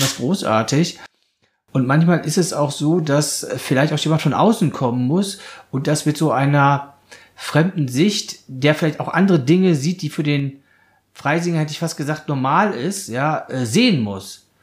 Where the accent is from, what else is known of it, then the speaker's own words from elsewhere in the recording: Oldenburg, Lower Saxony, Germany; now in Munich, Germany; ich bin ja in Oldenburg geboren oder bei Oldenburg